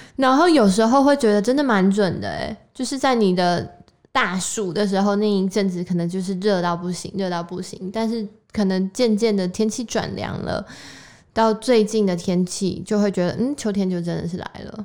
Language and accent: Chinese; Taiwan; 我们就是身在台湾